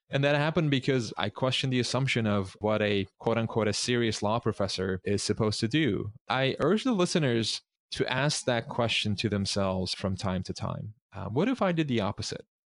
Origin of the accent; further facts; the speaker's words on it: Istanbul, Turkey; moved away; I grew up in Istanbul